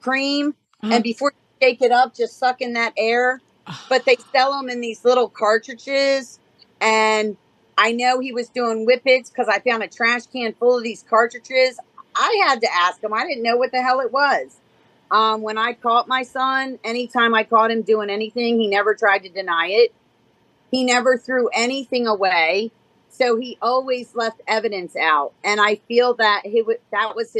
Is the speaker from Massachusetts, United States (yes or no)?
no; Baltimore, Maryland, United States; I'm from Baltimore, Maryland.